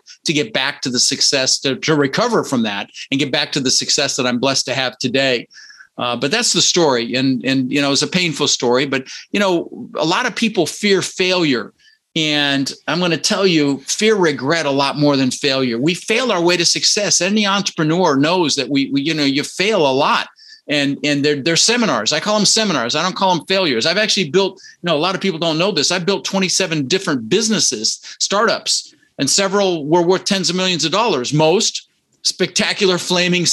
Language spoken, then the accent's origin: English; Denver, Colorado, United States; born or raised there; also born or lived in Netherlands